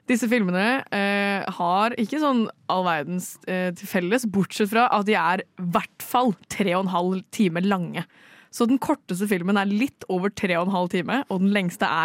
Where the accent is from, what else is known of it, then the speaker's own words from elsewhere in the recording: Norway; fordi jeg er norsk